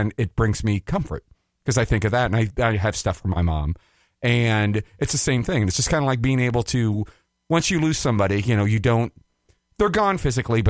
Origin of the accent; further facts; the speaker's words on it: Iowa, United States; moved away as an adult; now in Minnesota, United States; It's a great place to grow up. I love my home state